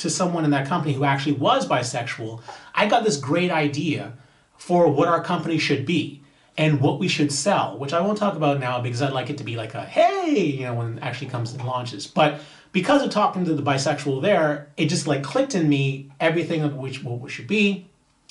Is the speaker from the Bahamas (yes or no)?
yes; Bahamas; my home country, the Bahamas